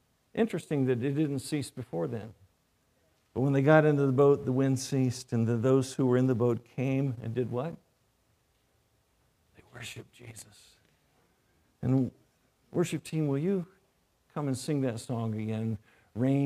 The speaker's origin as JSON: {"language": "English", "region": "North Carolina", "country": "United States", "tie": "born or raised there", "moved": "yes", "said": "I grew up in North Carolina"}